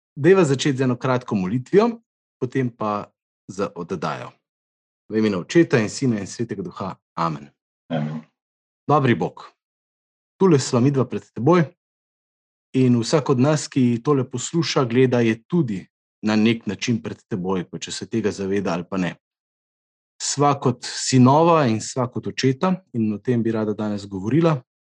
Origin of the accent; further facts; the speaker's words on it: Krško, Slovenia; mi, ki smo iz Krškega